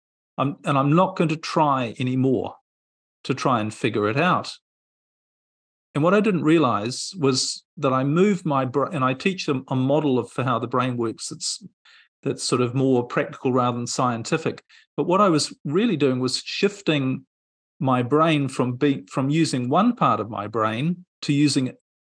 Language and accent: English; New Zealand; moved away; I'm originally from New Zealand, and I was living in New Zealand at the time